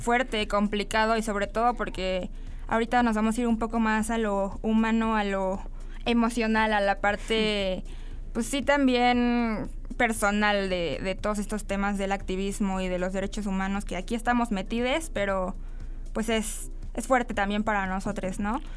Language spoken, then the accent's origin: Spanish; Mexico; hablando nosotros desde nuestro contexto mexicano